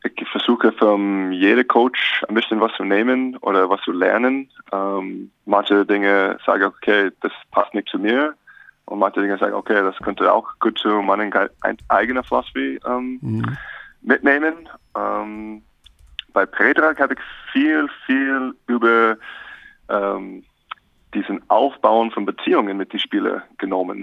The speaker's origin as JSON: {"language": "German", "region": "Alaska", "country": "United States", "tie": "born or raised there", "also_born_or_lived": "St. Augustine, Florida / Reno / Gmunden", "second_language": "German", "moved": "as an adult", "lives_now": "Bonn, Germany", "said": "Ich bin in Alaska aufgewachsen"}